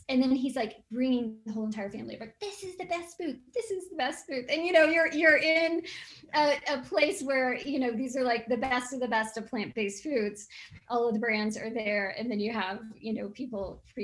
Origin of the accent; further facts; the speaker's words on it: Texas, United States; moved away as an adult; also born or lived in Colorado; now in Oregon, United States; I grew up in Texas and I grew up in a ranching family